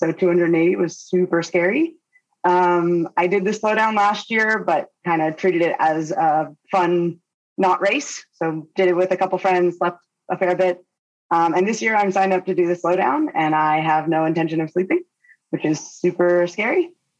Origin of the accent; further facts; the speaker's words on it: Philadelphia, Pennsylvania, United States; now in Houston, United States; I'm originally from Philadelphia, but I live in Houston, Texas now.